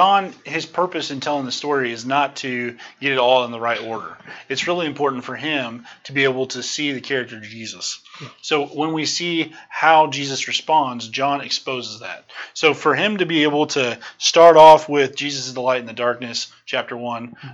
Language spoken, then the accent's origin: English; Salem, Missouri, United States; I'm from Salem, Missouri.